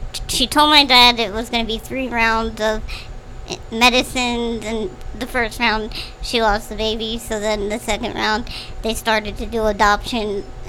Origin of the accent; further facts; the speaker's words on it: Echo, United States; moved away; also born or lived in Hamilton; I went to Hamilton middle and high school. Okay. Mm-hmm. I'm originally from Echo.